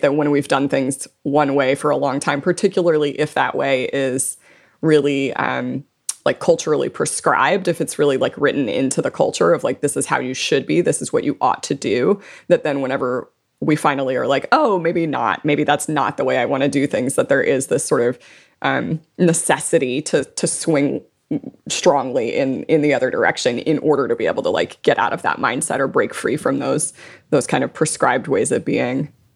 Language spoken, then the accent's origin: English; South Louisiana, United States; I was born and raised in South Louisiana. I live in New Orleans